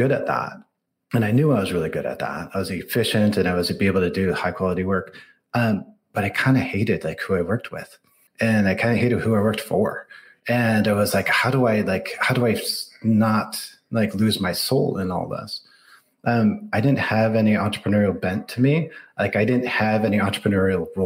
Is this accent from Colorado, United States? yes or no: no; outside of Detroit, Michigan, United States; moved away as an adult; now in Silicon Valley, United States; I grew up outside of Detroit.